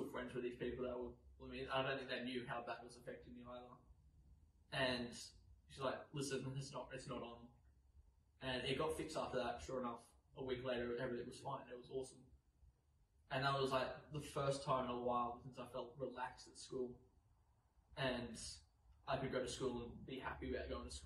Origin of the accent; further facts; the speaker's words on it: New South Wales, Australia; I was born and raised in New South Wales